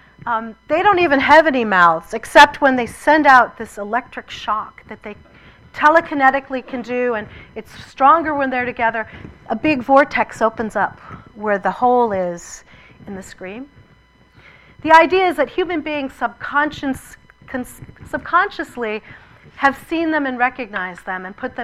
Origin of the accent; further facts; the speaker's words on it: Massachusetts, United States; I was born in Massachusetts